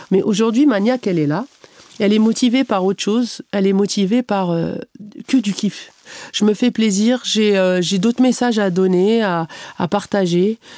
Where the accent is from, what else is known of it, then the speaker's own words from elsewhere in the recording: Canada; tous les gens qui perçaient, ils me disaient, tu viens d'où bah, je disais du Canada.